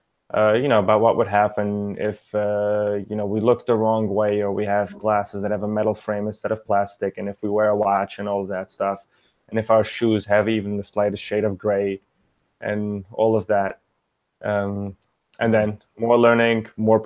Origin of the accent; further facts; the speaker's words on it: New York City, New York, United States; English is a second language; I grew up in Brooklyn, New York.